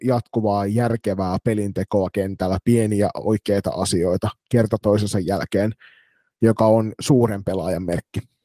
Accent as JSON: {"language": "Finnish", "town": "Turku", "region": "Southwest Finland", "country": "Finland", "tie": "born or raised there"}